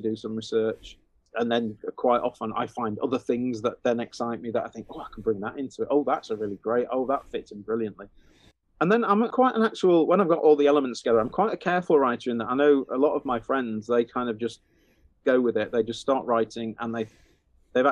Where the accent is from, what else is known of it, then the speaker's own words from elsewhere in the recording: Huddersfield, Yorkshire and the Humber, United Kingdom; we lived on a cul-de-sac, on a kind of a new build cul-de-sac when I was growing up in Huddersfield.